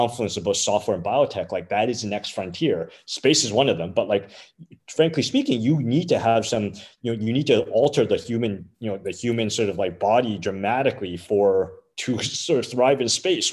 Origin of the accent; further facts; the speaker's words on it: Canada; as a Canadian